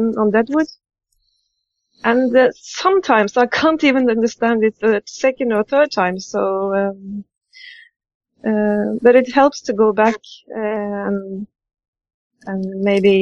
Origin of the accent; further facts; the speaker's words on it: Norway; And I'm from Norway. I live in a small town a bit south of Oslo